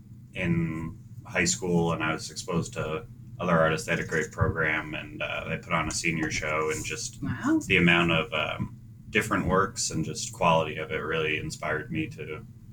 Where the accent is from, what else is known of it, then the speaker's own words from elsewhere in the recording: Michigan, United States; also born or lived in New Jersey / Idaho; now in New Hampshire, United States; No, I was born in New Jersey. And then my father worked for the auto industry. So we moved out to Michigan. And then I went to school in northern Idaho. And then found college in New Hampshire and have kind of stuck around since.